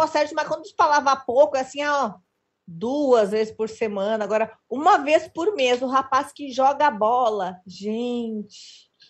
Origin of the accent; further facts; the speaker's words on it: Rio Grande do Sul, Brazil; Eu sou gaúcho, moro no interior do Rio Grande do Sul